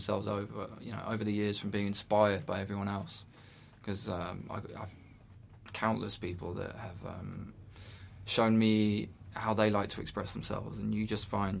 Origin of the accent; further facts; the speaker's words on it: England, United Kingdom; by being English